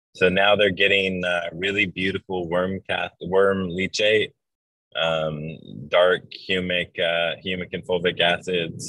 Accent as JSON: {"language": "English", "region": "Hawaii", "country": "United States", "tie": "born or raised there", "said": "It's where I grew up in Hawaii"}